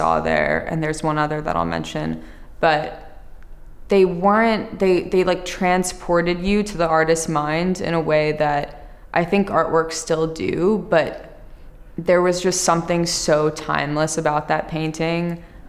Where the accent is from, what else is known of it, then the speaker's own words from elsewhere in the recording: New Jersey, United States; So I grew up, I told you I grew up in New Jersey. My family is from New York, but they moved there when they had me